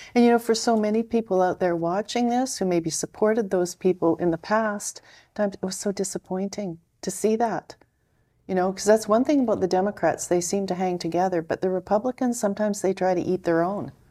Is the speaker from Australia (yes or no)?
no; Canada; I'm a Canadian, so I'm observing this from, in Canada